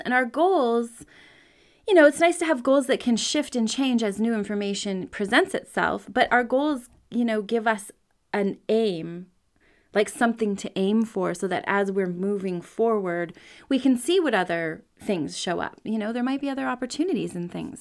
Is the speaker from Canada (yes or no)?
yes; Canada; I'm a Canadian. I grew up he, here